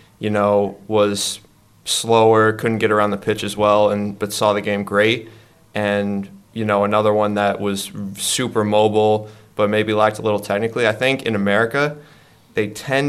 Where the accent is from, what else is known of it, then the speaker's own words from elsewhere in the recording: Canton, Massachusetts, United States; I grew up in Canton, Massachusetts